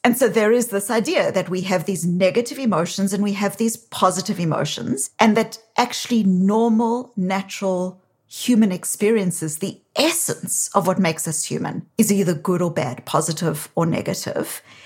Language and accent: English; South Africa; accent: South African; now in Boston, United States